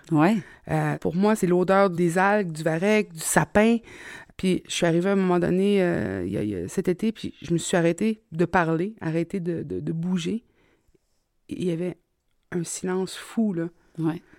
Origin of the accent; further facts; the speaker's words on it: Trois-Rivières, Quebec, Canada; accent: Québécois; moi, je suis née à Pointe-du-Lac.